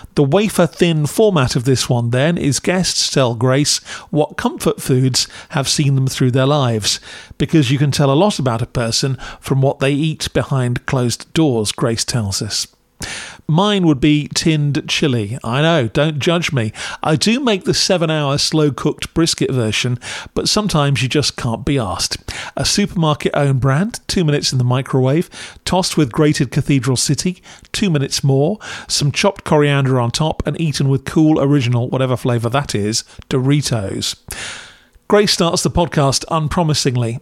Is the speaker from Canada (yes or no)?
no; United Kingdom; as a Brit